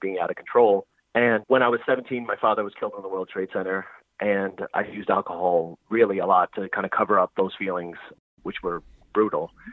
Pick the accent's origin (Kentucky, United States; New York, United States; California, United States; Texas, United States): New York, United States; New York City; now in Philadelphia, United States; I'm from New York City. I currently live in Philadelphia